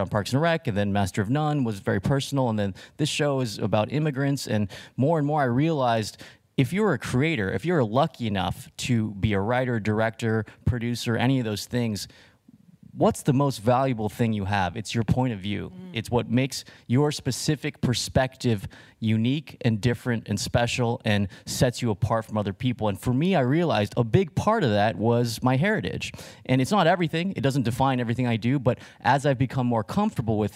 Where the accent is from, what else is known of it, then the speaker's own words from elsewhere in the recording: Riverside, California, United States; I grew up in Riverside, California, which is a kind of blue-collar town in Southern California